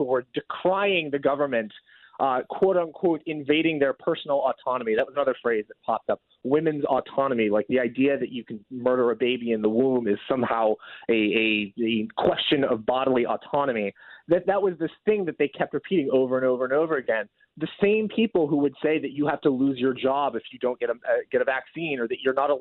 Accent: Oregon, United States; Oregon, my home state

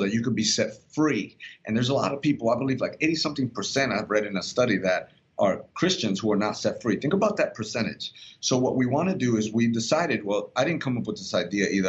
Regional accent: Puerto Rico; I'm Puerto Rican because I'm from Puerto Rico.

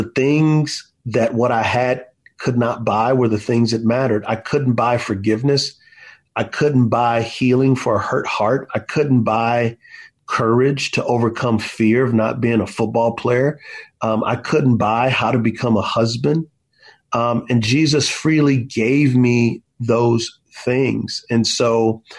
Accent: United States; as American Christians

